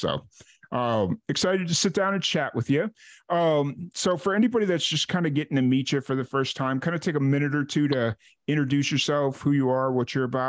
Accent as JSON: {"language": "English", "town": "Chicago", "region": "Illinois", "country": "United States", "tie": "born or raised there", "also_born_or_lived": "New Mexico", "moved": "yes", "said": "I grew up in Chicago, so reggae music wasn't quite a thing there. And then I moved out to New Mexico"}